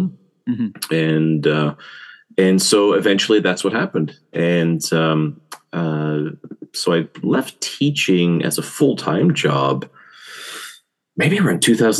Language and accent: English; Newfoundland and Labrador, Canada; moved away as an adult; now in South Korea; Yeah, well, I'm from Canada, same coast as you. I'm from, but one province over. I'm from Newfoundland and Labrador. And when I first came to Korea, I've been in Korea now 23 years. I came as an English teacher